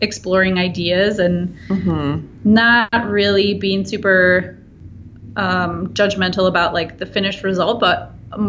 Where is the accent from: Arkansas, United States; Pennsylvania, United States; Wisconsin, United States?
Wisconsin, United States; now in Milwaukee, United States; I grew up in Wisconsin in a very small town and moved to Milwaukee to go to art school